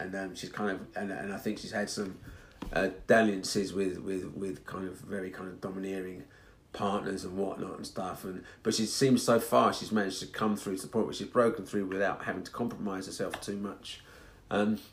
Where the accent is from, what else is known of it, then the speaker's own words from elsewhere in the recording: Hertfordshire, East of England, United Kingdom; moved away; also born or lived in Edmonton; when I was growing up in Hertfordshire